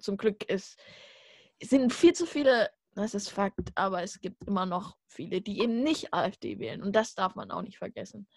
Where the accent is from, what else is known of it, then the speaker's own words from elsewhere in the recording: Saxony, Germany; ich komme aus Sachsen, oh, aus dem braunen Winkel